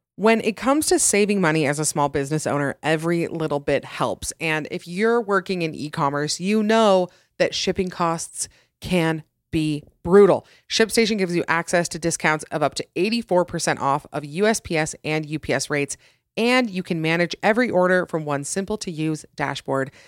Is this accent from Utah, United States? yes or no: yes; Utah, United States; my home state of Utah